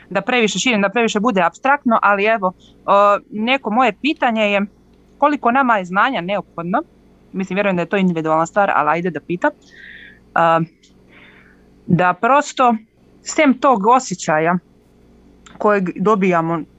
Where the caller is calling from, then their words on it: Herceg Novi, Herceg Novi Municipality, Montenegro; Ja sam dobro, zovem iz Herceg Novog.